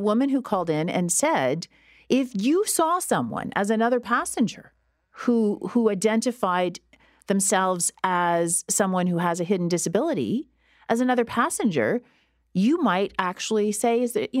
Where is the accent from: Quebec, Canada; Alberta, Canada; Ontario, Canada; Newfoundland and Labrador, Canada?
Ontario, Canada; Listowel; I grew up in Listowel.